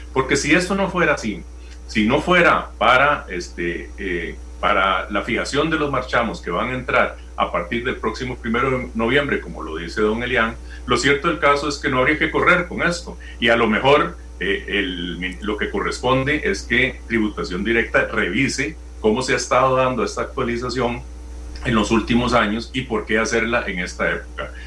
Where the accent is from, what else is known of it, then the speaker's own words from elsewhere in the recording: Costa Rica; Nosotros tenemos derecho como costarricenses y como diputados